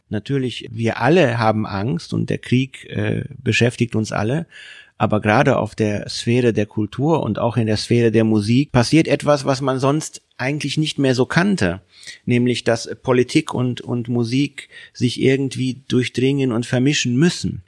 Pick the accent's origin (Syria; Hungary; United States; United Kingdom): Hungary; now in Germany; aus meiner Heimat Ungarn